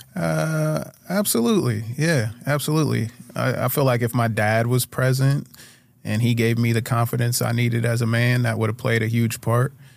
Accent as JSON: {"language": "English", "town": "Urbana", "region": "Ohio", "country": "United States", "tie": "born or raised there", "said": "I grew up in Urbana, Ohio"}